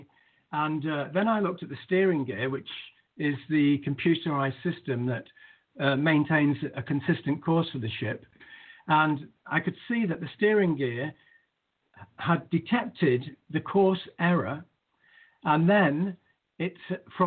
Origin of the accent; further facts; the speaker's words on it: Manchester, North West England, United Kingdom; where I grew up in Manchester